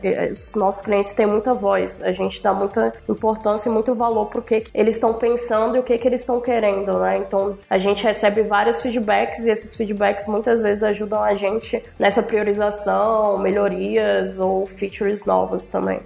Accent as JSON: {"language": "Portuguese", "region": "Bahia", "country": "Brazil", "moved": "as an adult", "lives_now": "São Paulo, Brazil", "said": "Eu sou da Bahia, na verdade. Vim para São Paulo pouco antes de entrar no Nubank"}